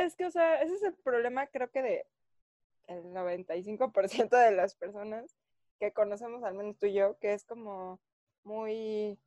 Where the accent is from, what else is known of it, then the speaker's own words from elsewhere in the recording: Mexico City, Mexico; mi acta de nacimiento dice Distrito Federal